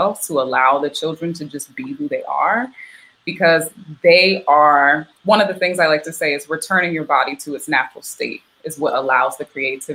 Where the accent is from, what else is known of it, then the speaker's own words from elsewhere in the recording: the South, United States; moved away; also born or lived in Philadelphia; I grew up in the South